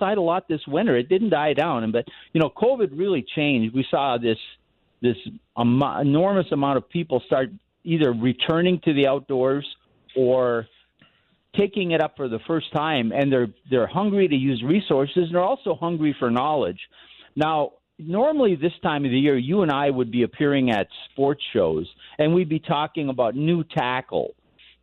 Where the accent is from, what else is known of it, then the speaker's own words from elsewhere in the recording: Minnesota, United States; now in Colorado, United States; growing up in Minnesota and then living in Colorado, the two places I've lived